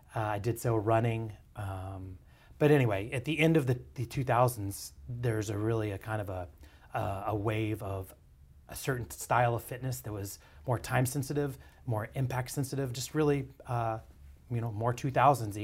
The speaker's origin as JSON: {"language": "English", "town": "Dallas", "region": "Texas", "country": "United States", "tie": "born or raised there", "said": "I was basically born and bred in East Dallas and then Lake Highlands."}